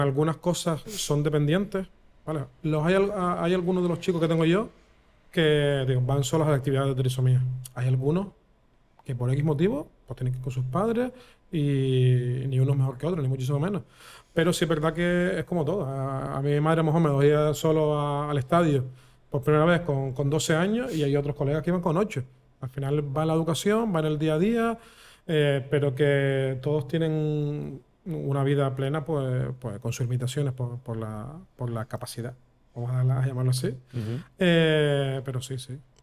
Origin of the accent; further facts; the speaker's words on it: Vega de San Mateo, Canary Islands, Spain; also born or lived in Guanarteme, Las Palmas de Gran Canaria; Mi, infancia lo mejor que me ha pasado es ser de pueblo y de loco. Y cuando me vine a Guanarteme, directamente de San Mateo